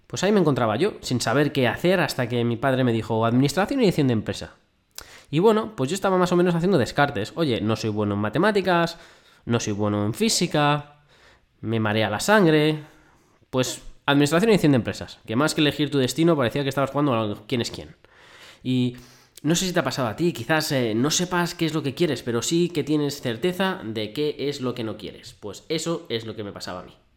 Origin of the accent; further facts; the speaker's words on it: Madrid, Community of Madrid, Spain; Pues yo nací en Madrid, el 7 de mayo de 1982, así que si quieres saber mi edad, calcula.